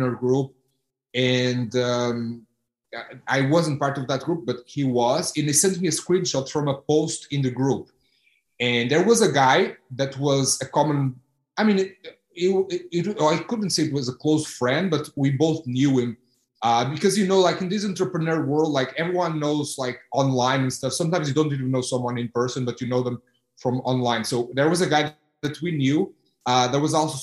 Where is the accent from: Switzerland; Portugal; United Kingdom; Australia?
Portugal; Porto, Norte; moved away as an adult; also born or lived in Houston; I'm from Porto